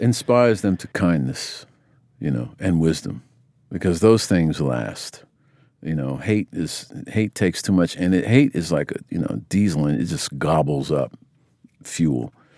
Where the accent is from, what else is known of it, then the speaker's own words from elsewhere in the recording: United States; I grew up in America